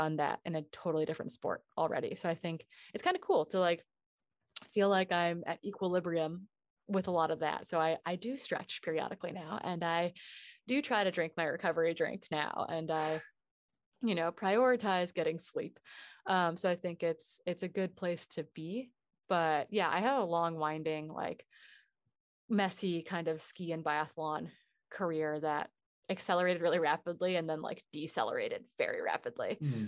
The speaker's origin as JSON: {"language": "English", "region": "Wisconsin", "country": "United States", "tie": "born or raised there", "said": "I mean, I grew up in Northern Wisconsin. I grew up, the American Birkebeiner, which is the largest ski race in North America, finishes on Main Street of the town I grew up in."}